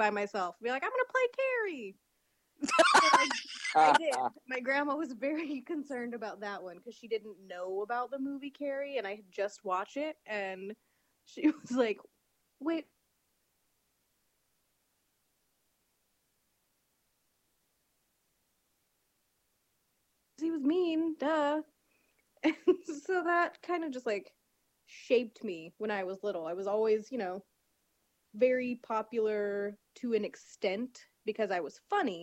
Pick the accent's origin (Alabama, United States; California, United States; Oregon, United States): Oregon, United States; Portland; I grew up in Portland, Oregon